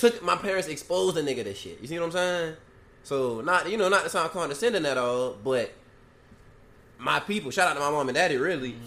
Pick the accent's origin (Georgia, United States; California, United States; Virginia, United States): Georgia, United States; Garden City; where we from, from Garden City